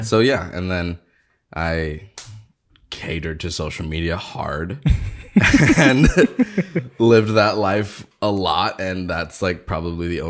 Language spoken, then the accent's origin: English; California, United States; also born or lived in Santa Cruz, California; I'm from down here.